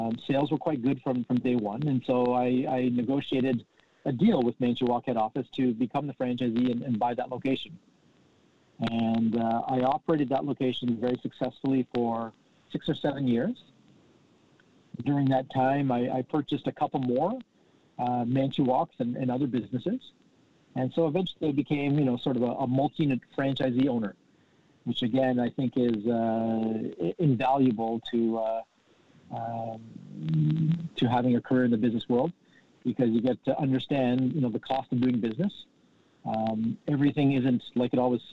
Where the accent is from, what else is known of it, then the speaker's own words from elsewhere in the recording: Southern Ontario, Canada; also born or lived in London, Ontario; I grew up in Southern Ontario, went to school in London, Ontario.